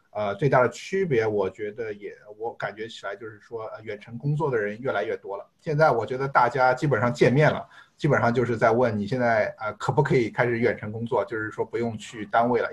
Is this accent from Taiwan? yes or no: no; China; now in United States; 我们中国人